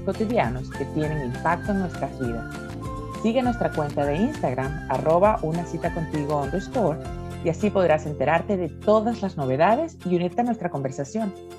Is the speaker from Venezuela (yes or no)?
yes; Venezuela; moved away; also born or lived in Spain; me fui a una parte de Venezuela que no recordaba